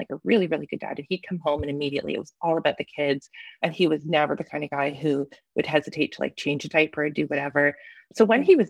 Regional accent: Canada; life as a Canadian independent author

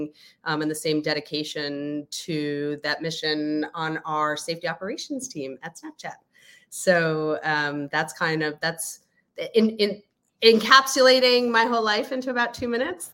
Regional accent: New York City, New York, United States; also born or lived in The Hague; I hail from New York City

